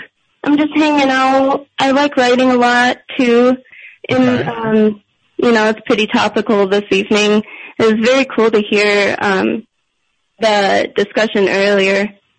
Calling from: Grand Rapids, Michigan, United States; I'm calling from Grand Rapids, Michigan.

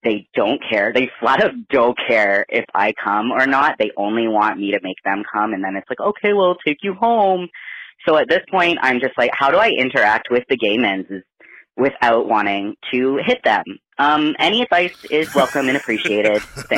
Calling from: Canada; I'm calling from Canada.

